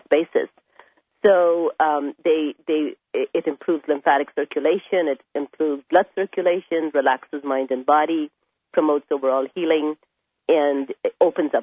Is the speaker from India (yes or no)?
yes; India; moved away; I was raised in India